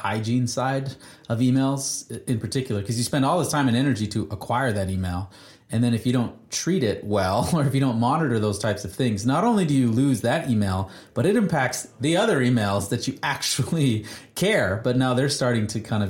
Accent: Canada; as a Canadian

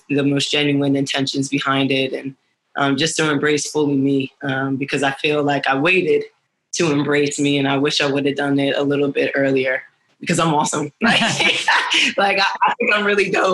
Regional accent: Broomall, Pennsylvania, United States; moved away as an adult; now in Washington, D.C., United States; I grew up right outside of Philly.

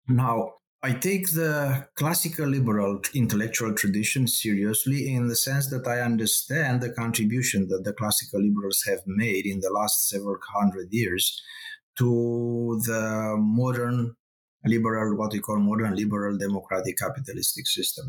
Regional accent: Romania; accent: Romanian; moved away; I am originally from Eastern Europe. This is a Romanian accent. So I grew up during the communist uh, regime.

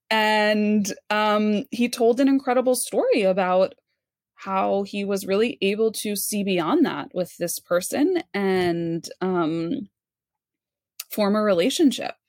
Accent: New York, United States; growing up in New York, I had a very, very narrowed f, view of what Jewish food was

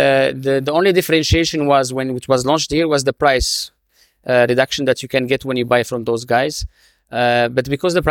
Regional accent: Morocco; now in United Arab Emirates; my home country. I'm originally from Morocco.

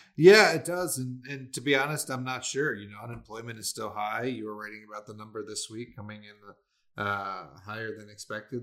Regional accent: Maryland, United States; moved away; my hometown and back in Maryland, you know, I just wanted to see in the small little two one nine two one zip code where I grew up

